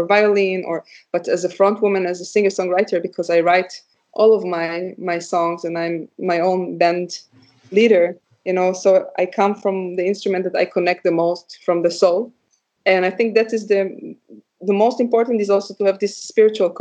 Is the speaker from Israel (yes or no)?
yes; Israel; now in Leipzig, Germany; I come from Israel